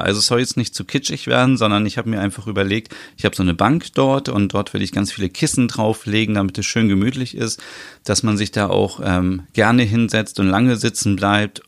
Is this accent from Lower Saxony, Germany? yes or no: yes; Osnabrück, Lower Saxony, Germany; in meiner Heimatstadt